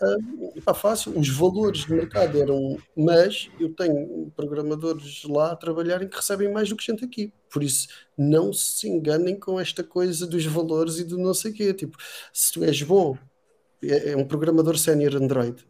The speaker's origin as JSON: {"language": "Portuguese", "country": "Macau", "tie": "born or raised there", "also_born_or_lived": "Algarve, Portugal", "moved": "as an adult", "lives_now": "Portugal", "said": "eu, eu, cresci em Macau"}